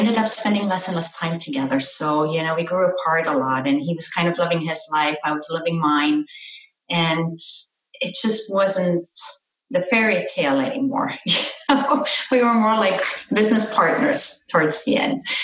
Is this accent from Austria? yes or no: yes; Austria; moved away as an adult; also born or lived in Florida; now in South Florida, United States; I was born and raised in Austria